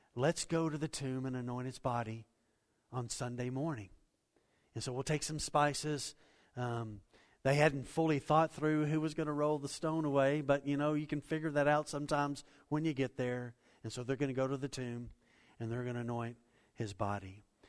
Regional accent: Waco, Texas, United States; I grew up in Waco, Texas

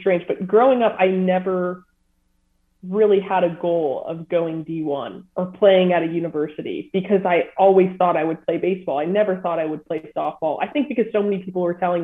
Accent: Southern California, United States; I grew up in Southern California

